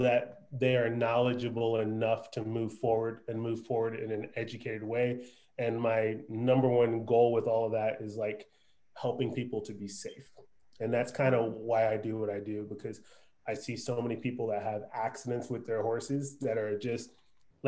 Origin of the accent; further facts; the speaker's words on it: East Coast, United States; now in Texas, United States; I'm originally from the East Coast